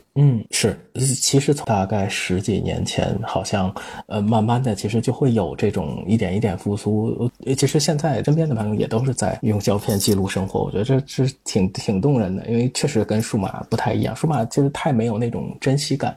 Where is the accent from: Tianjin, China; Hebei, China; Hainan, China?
Tianjin, China; 我是天津人